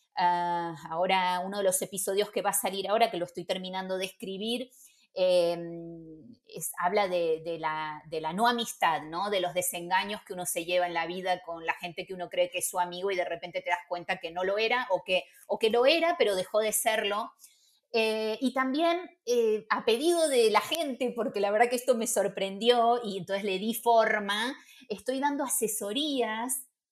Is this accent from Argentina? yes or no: yes; Buenos Aires, Argentina; moved away as an adult; also born or lived in Barcelona / Madrid; now in Spain; Yo soy porteña